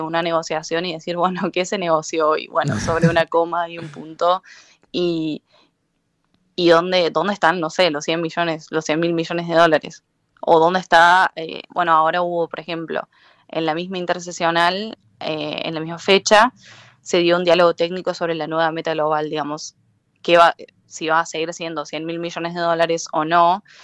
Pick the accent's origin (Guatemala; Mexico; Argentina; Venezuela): Argentina